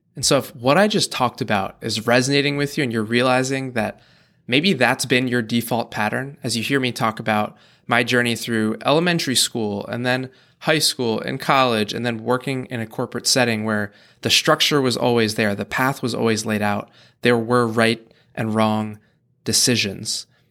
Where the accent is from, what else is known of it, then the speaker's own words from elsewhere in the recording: United States; we grew up in the American school system